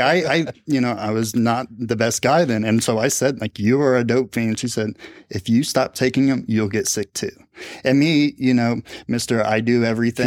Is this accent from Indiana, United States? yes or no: yes; Speedway, Indiana, United States; I grew up in Indianapolis, uh, on the west side in a town called Speedway.